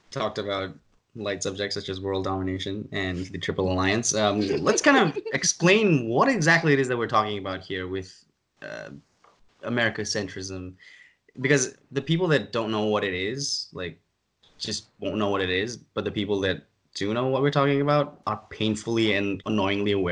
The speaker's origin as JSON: {"language": "English", "country": "Ireland", "lives_now": "Boston, United States", "said": "my home country, Ireland, because like I'm"}